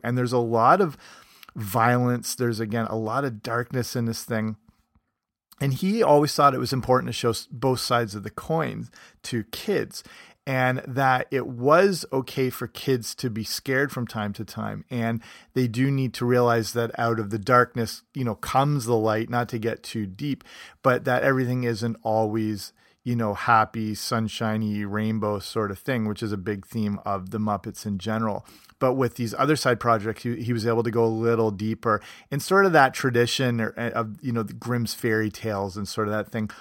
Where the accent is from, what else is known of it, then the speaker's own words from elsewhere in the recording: Canada; moved away; also born or lived in England; I'm from Canada, but I partly grew up in England